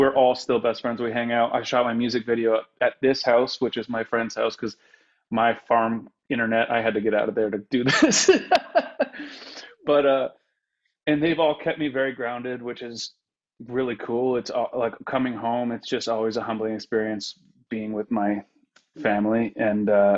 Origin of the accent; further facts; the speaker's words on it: Elmvale, Ontario, Canada; moved away as an adult; also born or lived in Windsor / Toronto / New York; I'm from Elmvale, Ontario, and I always say it's 1,200 people, but it's not anymore.